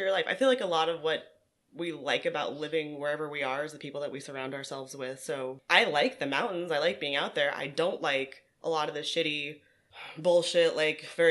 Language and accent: English; Caldwell, Idaho, United States; moved away as an adult; also born or lived in Washington / Memphis, Tennessee / Seattle; now in New Orleans, United States; I was born in Washington, raised in Idaho, went to school in Idaho